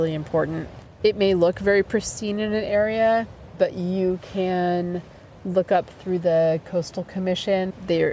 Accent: New Hampshire, United States; I grew up in New Hampshire

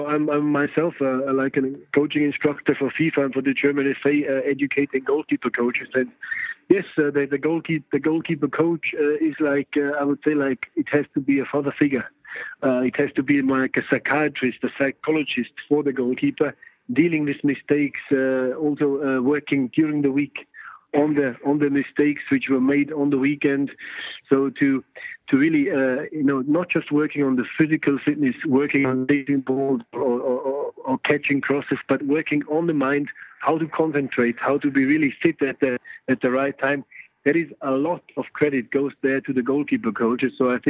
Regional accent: Yorkshire and the Humber, United Kingdom; accent: Yorkshire; I love Liverpool, you know. I'm a Yorkshire man, as you can hear my accent. So, not too far from Liverpool.

